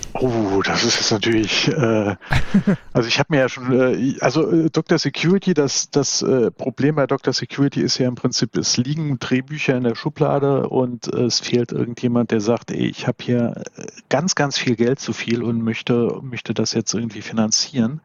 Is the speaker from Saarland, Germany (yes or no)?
yes; Saarbrücken, Saarland, Germany; moved away; ich bin 1971 in Saarbrücken geboren und irgendwann auch wieder hier gelandet und sesshaft geworden